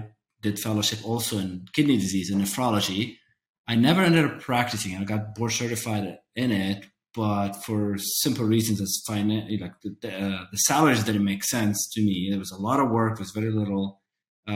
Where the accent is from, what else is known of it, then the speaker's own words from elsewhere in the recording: Lebanon; now in United States; I'm from Lebanon, so I'm a foreigner in a sense